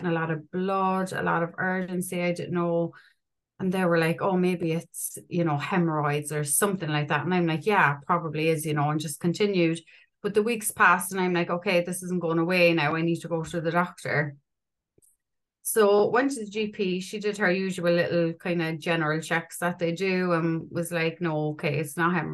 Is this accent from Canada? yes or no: no; Ireland; I'm 38. I'm from Ireland